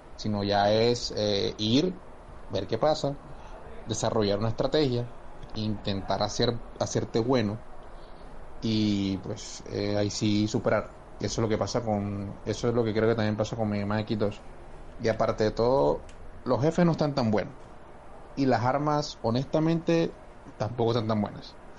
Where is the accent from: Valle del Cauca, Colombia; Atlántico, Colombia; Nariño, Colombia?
Atlántico, Colombia; Barranquilla; en Barranquilla, bueno, en Barranquilla todos somos barranquilleros